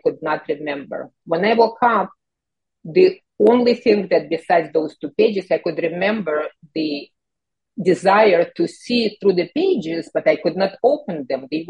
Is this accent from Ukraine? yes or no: yes; Kyiv, Ukraine; moved away; I immigrated from the Soviet Union, from Ukraine, from Kyiv, and growing up in that socialist environment